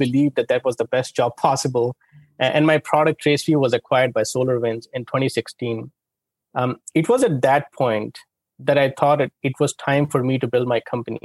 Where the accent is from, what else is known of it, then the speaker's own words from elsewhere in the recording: India; moved away; I grew up in India